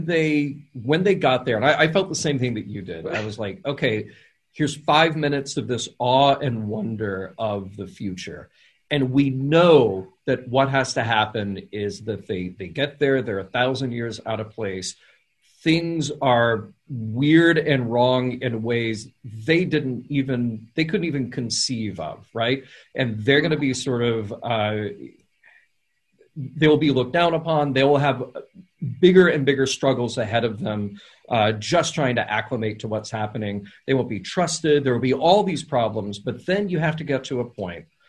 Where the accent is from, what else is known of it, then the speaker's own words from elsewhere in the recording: the South, United States; I grew up in the South